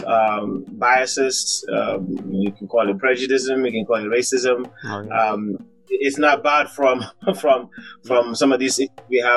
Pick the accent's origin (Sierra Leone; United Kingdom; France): Sierra Leone; I am from Sierra Leone